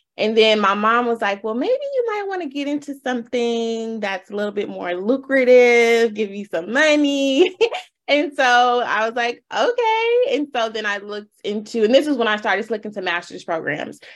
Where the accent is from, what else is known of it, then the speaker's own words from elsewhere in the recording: Los Angeles, California, United States; born and raised in Los Angeles. Um, went to Crenshaw High, you know, full uh, thoroughbred LA girl.